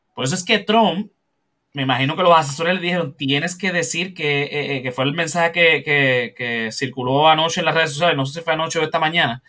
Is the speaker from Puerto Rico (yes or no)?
yes; Puerto Rico